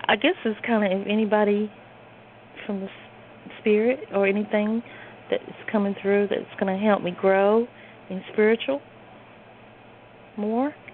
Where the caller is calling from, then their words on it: the Carolinas, United States; I'm calling from the Carolinas.